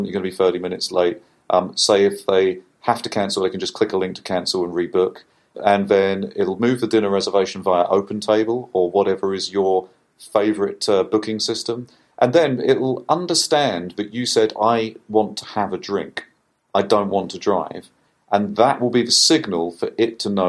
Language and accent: English; United Kingdom; as a Brit